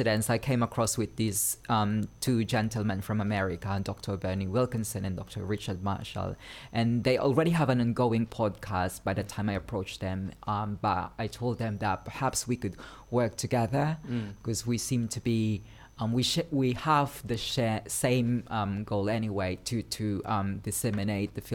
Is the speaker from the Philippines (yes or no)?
yes; Philippines; moved away; I was originally from the Philippines.